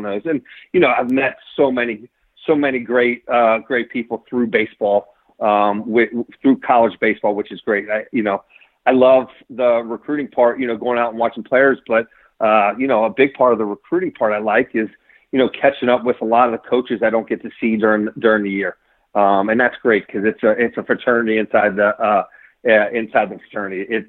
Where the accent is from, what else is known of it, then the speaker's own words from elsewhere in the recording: Cincinnati, Ohio, United States; Born and raised in Cincinnati.